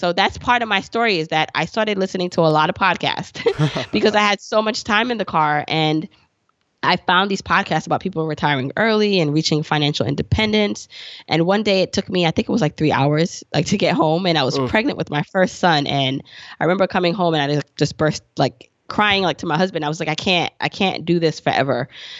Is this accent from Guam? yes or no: no; Jamaica; moved away; And we also were immigrants. We came here from Jamaica, the island, and we didn't have much.